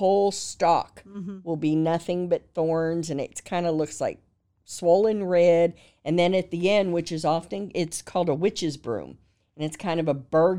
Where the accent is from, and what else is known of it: California, United States; now in Texas, United States